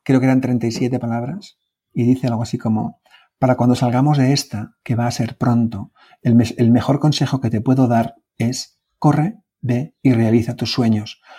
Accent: Oñati, Basque Country, Spain; mi pueblo, el pueblo en el que vivo, Uñati

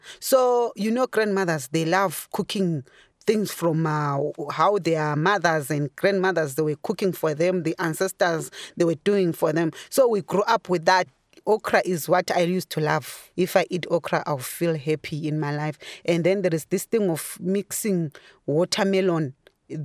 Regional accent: Bulawayo, Zimbabwe; moved away as an adult; now in Ireland; I'm from Zimbabwe, Bulawayo, Matabele in Zimbabwe.

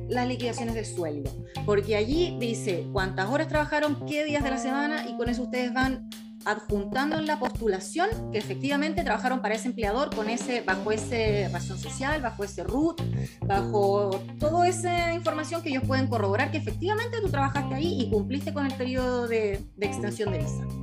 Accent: Chile; nosotros como chilenos eh, tenemos la visa 462

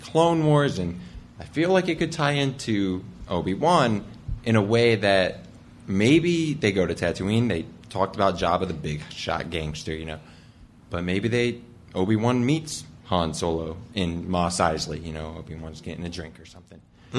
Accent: Massillon, Ohio, United States; from Massillon, Ohio.

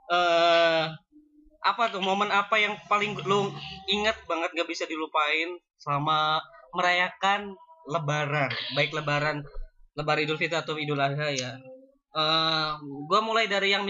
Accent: Banten, Indonesia; karena emang kita juga berasal dari Banten gitu kan

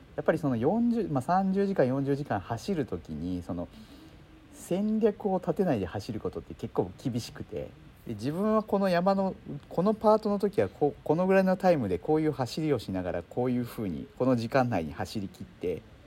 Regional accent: Shizuoka, Japan; 私はですね静岡県出身なんですね。

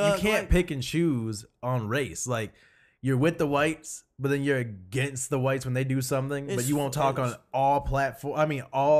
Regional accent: Pontiac, Michigan, United States; It's like, I grew up in Pontiac, but I want to look down on it because I think I can have better because I've been here.

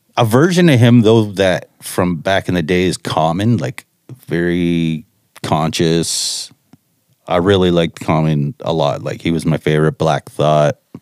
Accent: Chatham, Ontario, Canada; I grew up in Chatham, Ontario

